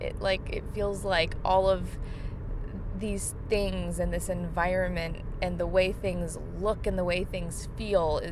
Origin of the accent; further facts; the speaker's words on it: Linwood, New Jersey, United States; now in Charlottesville, United States; my hometown of Linwood, New Jersey